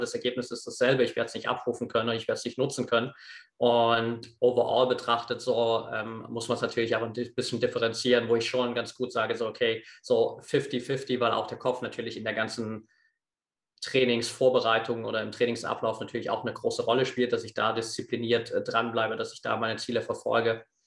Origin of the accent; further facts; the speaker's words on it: Eastern Ore Mountains, Saxony, Germany; Ich bin auf einem, auf einem kleinen Dorf aufgewachsen im Osterzgebirge